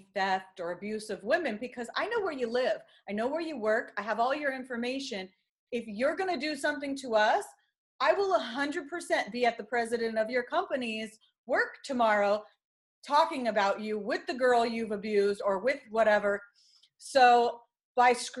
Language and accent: English; California, United States; now in New York, United States; I'm from California